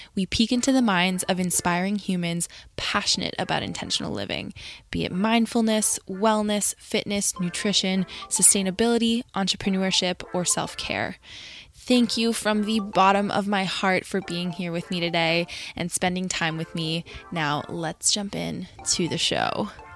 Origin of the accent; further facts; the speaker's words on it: Connecticut, United States; you're from Connecticut, which is interesting, 'cause I am too